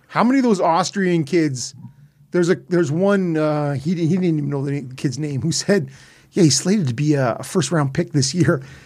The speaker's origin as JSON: {"language": "English", "town": "Ottawa", "region": "Ontario", "country": "Canada", "said": "I'm from Ottawa"}